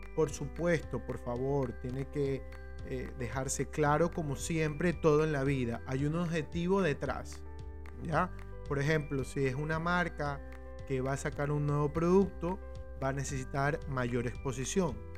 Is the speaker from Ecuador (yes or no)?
yes; Ecuador; en mi país, en el Ecuador, en donde me encuentro